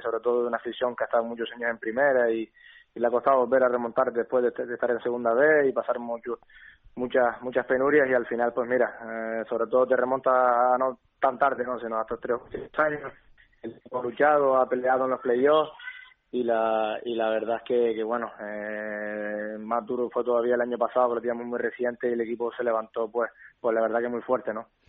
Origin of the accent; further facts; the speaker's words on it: Canary Islands, Spain; moved away as an adult; el equipo de mi tierra